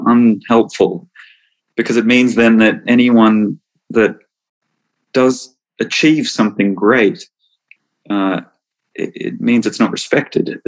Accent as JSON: {"language": "English", "town": "Melbourne", "region": "Victoria", "country": "Australia", "tie": "born or raised there", "also_born_or_lived": "United States", "said": "I'm from Melbourne"}